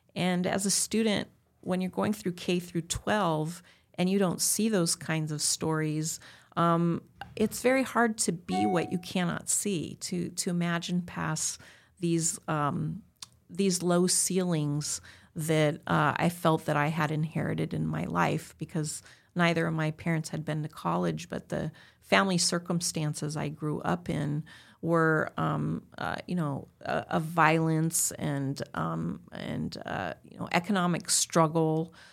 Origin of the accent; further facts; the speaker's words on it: Southern California, United States; I'm born and raised in Southern California.